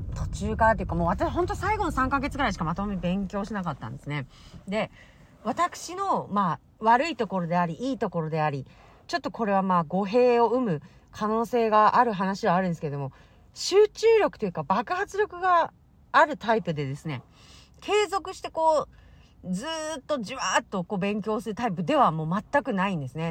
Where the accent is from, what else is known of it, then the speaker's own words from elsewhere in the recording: Hokkaido, Japan; 私たち北海道から出身